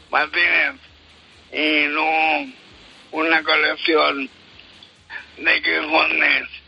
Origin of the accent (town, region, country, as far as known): La Roda, Castilla-La Mancha, Spain